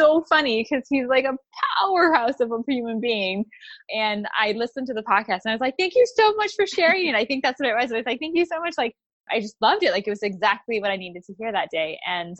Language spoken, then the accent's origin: English; Ontario, Canada; I'm from Ontario, Canada